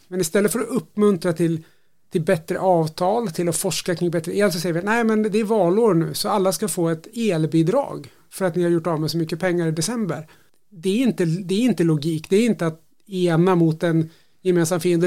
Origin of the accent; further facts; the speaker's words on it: Sweden; jag som svensk